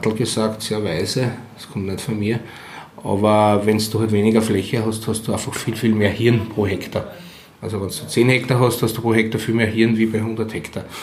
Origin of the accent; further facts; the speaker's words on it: Austria; Dann schreit er schon da und er erkannt, wir sind Österreicher, hört man gut einmal.